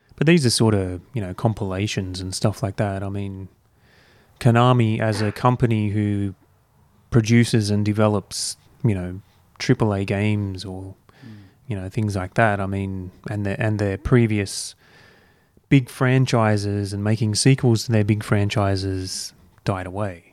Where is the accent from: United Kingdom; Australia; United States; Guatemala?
Australia; as Australian gamers who never experienced this console to begin